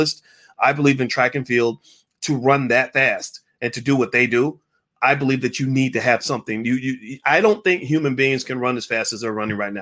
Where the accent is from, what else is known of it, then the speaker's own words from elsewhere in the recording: Kentucky, United States; my home state of Kentucky